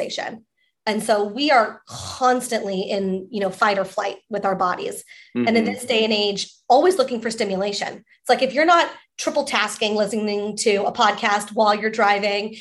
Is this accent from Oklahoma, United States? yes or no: no; Coronado, California, United States; also born or lived in Nashville, Tennessee; I'm from San Diego, specifically from Coronado Island